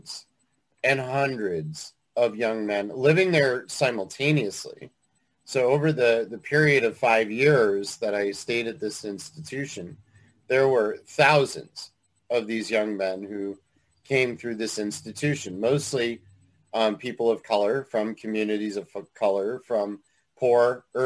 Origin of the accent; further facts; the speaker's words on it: Willimantic, Connecticut, United States; I grew up in Willimantic, Connecticut.